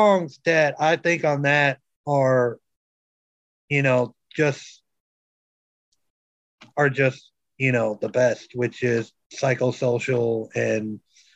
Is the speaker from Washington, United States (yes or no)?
no; Minnesota, United States; moved away; I'm originally from Minnesota. So yes, I can call myself a Yankee.